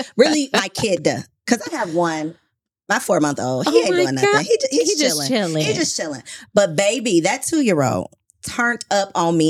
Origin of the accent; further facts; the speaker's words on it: Jamaica; I'm Jamaican.